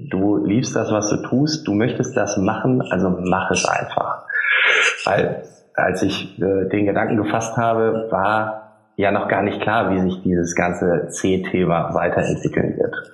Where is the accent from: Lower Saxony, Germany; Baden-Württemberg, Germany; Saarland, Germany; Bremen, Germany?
Lower Saxony, Germany; now in Düsseldorf, Germany; Da ich ja auch nur zugezogener Düsseldorfer bin und kein echtes ah. rheinisches Kind, ich komme aus dem Emsland. Der eine oder andere mag es kennen. Wir haben äh, mehr Schweine und Hühner als Einwohner.